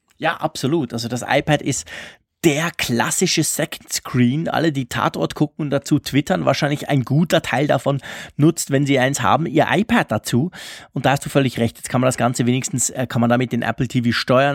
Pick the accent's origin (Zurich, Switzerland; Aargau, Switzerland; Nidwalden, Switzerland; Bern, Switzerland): Zurich, Switzerland; Bei uns in Zürich